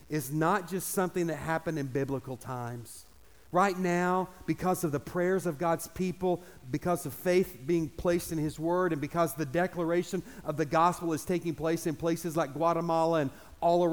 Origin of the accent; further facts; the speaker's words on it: United States; I'm the American